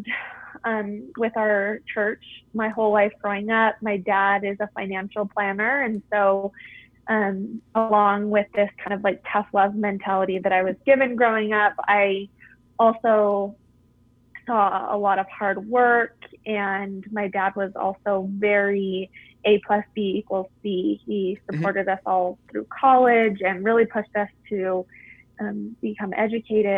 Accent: Provo, Utah, United States; I grew up in Provo, Utah.

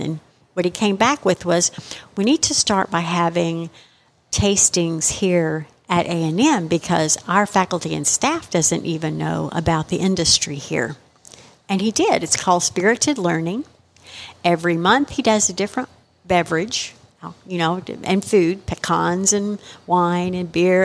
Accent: Texas, United States; being a Texan myself, and we've always been known as proud Texans

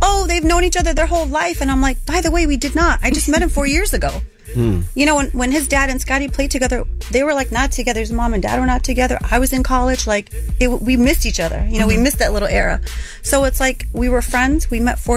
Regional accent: Chicago, Illinois, United States; now in Miami, United States; I'm from Chicago

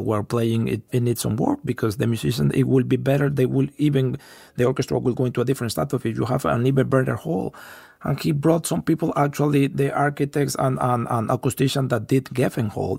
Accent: Puerto La Cruz, Anzoátegui, Venezuela; English is a second language; moved away as an adult; I come from Puerto La Cruz, and we have sun three hundred sixty-five there a year

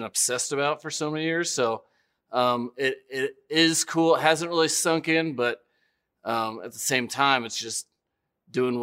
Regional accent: Denver, Colorado, United States; growing up in Denver and just that area

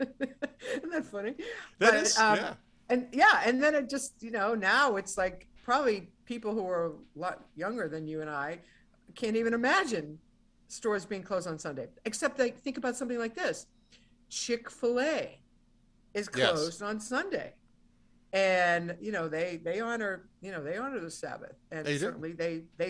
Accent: a suburb of Boston, Massachusetts, United States; when I grew up in Boston. I grew up in a suburb of Boston.

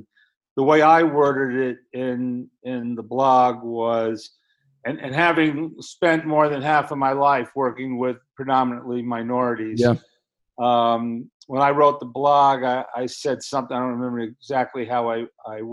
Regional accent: Stamford, Connecticut, United States; The town that I grew up in, though, the name of that town is Stamford, Connecticut.

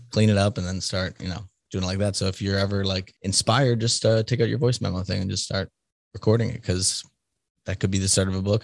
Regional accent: Boston, Massachusetts, United States; I'm from Boston, so, like, my tone sucks sometimes

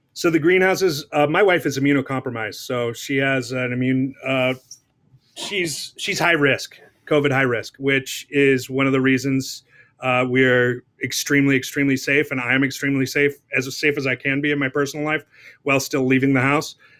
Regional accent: Southern California, United States; I was born and raised in Southern California

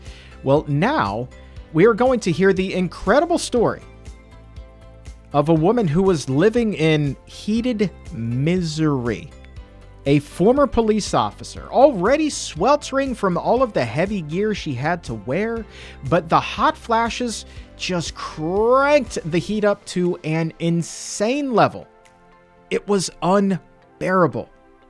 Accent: the South, United States; Growing up in the South

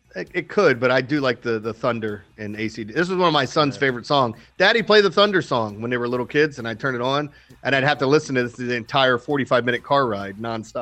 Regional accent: Maryland, United States; my hometown team in Maryland

